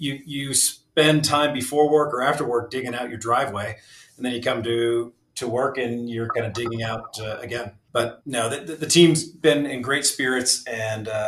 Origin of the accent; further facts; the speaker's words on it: Saranac Lake, New York, United States; moved away; I grew up just outside of Lake Placid, New York, another Olympic town, similar to Park City, in a small village called Saranac Lake, New York.